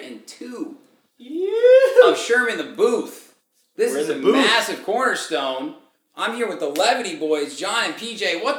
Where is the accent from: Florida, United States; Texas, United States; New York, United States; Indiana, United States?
Indiana, United States; now in Chicago, United States; Like I came from Indiana.